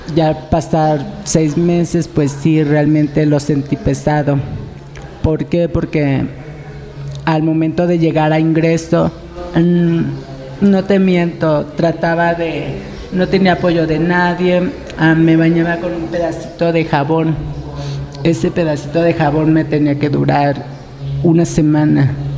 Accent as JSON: {"language": "Spanish", "town": "Jalcocotán", "region": "Nayarit", "country": "Mexico", "moved": "yes", "said": "soy de Jalcocotán, Nayarit a una hora de Tepit Nayarit"}